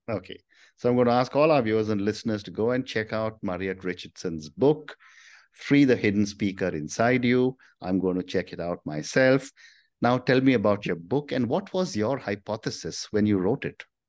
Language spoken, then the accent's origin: English; India; I'm from India